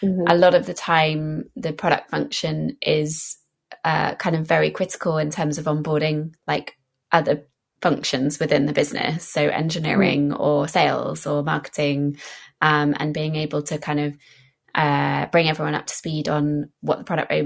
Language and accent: English; England, United Kingdom; I'm English